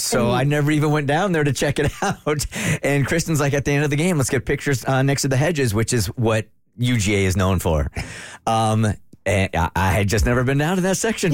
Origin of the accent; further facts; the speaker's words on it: San Diego, California, United States; moved away; I grew up in San Diego